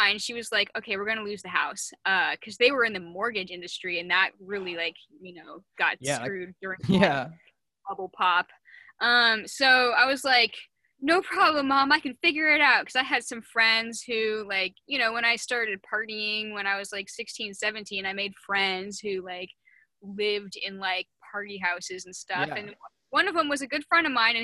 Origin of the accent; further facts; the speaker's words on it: Seattle, Washington, United States; I grew up in Seattle like my whole life